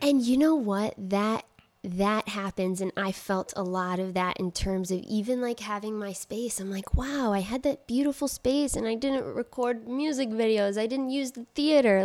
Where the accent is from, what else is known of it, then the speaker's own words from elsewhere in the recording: Trenton, New Jersey, United States; moved away; also born or lived in Queens, New York; they came, uh, to Trenton, New Jersey, and that's where I grew up